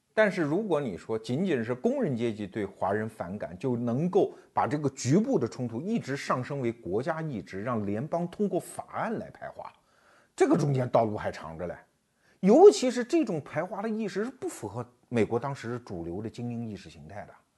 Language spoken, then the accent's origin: Chinese; China; 我们中国人安土重迁啊， 我们就在这片土地上繁衍生息